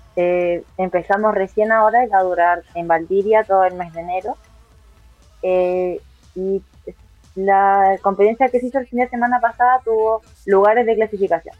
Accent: Concepción, Biobío, Chile; yo soy de Concepción

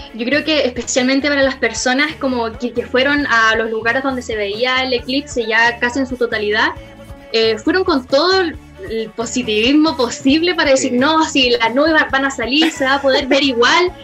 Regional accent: Chile; nosotros como chilenos

